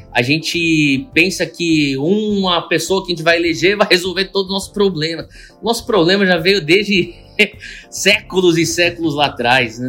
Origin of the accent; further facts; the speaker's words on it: São Paulo, Brazil; moved away; eu sou japonês e, e, e eu nasci no Brasil, mas é, eu cresci no meio da, da, da colônia japonesa